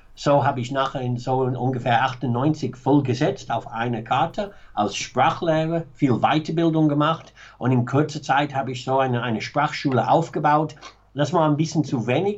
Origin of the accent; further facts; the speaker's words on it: Manchester, North West England, United Kingdom; German is a second language; moved away; Ich bin aufgewachsen, sehr bürgerliche, m, ganz normale Arbeiterklasse, Familie in Manchester